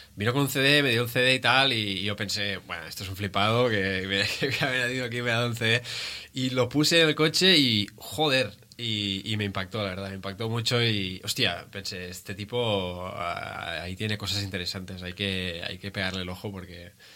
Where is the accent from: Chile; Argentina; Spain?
Spain; Molins de Rei, Catalonia; now in Badalona, Spain; yo crecí en Molins de Rei, ah, pero ahora vivo en Badalona